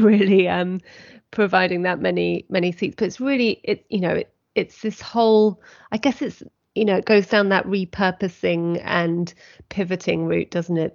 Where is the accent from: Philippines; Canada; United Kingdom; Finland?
United Kingdom; we are British